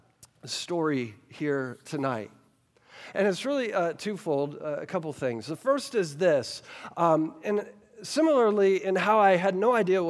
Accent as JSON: {"language": "English", "town": "Versailles", "region": "Kentucky", "country": "United States", "tie": "born or raised there", "moved": "yes", "said": "I grew up right here in Woodford County. I grew up in Versailles, Kentucky."}